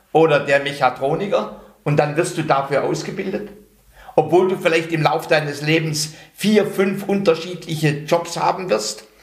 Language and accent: German; North Rhine-Westphalia, Germany; Ich komme aus dem Ruhrgebiet.